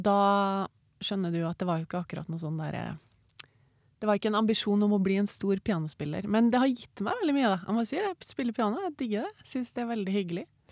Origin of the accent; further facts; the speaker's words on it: Trondheim, Trøndelag, Norway; Jeg er oppvokst uh, i Trondheim